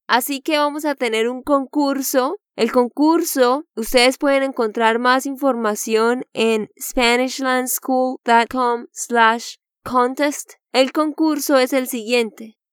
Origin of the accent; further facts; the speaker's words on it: Santander, Colombia; de Santander, Colombia